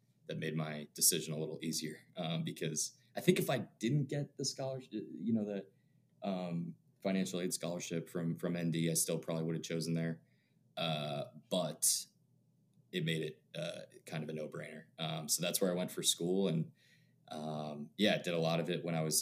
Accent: Boston, Massachusetts, United States; growing up in the Boston area

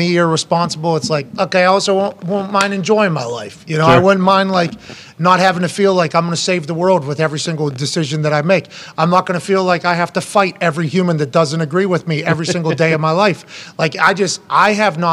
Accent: Pennsylvania, United States; I'm from Pennsylvania

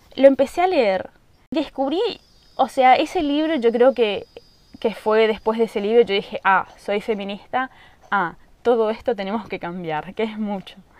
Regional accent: Colonia Aurora, Misiones, Argentina; yo nací en Colonia Aurora, un lugar muy chiquito, en Misiones, Argentina, en el campo

